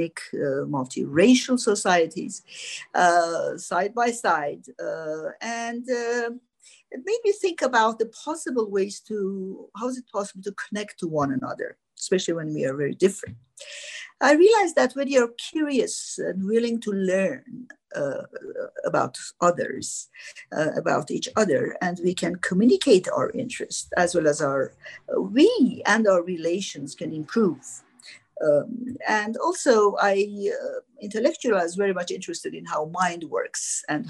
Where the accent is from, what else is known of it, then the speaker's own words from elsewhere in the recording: Iran; moved away as an adult; also born or lived in France; I was born in Iran in an Armenian family.